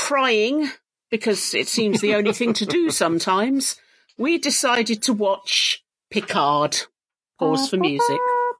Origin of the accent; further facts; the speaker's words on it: Buckinghamshire, South East England, United Kingdom; accent: Bucks; I've still got my Bucks accent sometimes.